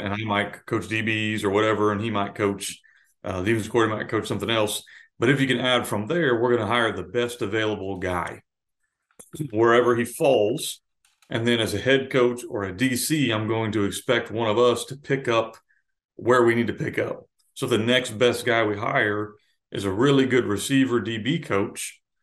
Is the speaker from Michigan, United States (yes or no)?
no; Florida, United States; now in Arkansas, United States; I grew up in Florida